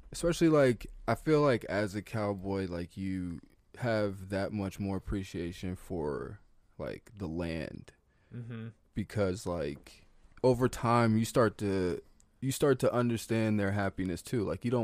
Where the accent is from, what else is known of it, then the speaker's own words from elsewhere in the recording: Oakton, Virginia, United States; I grew up in Oakton, Virginia.